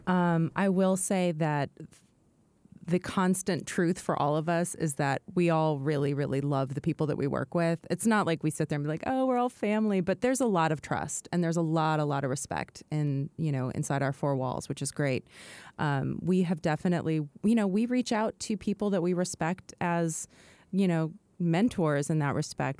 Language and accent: English; McMinnville, Oregon, United States; moved away; also born or lived in New York; I grew up in a restaurant in McMinnville, Oregon